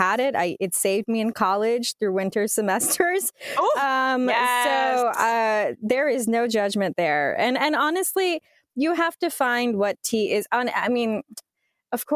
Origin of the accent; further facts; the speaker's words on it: United States; being born and raised in America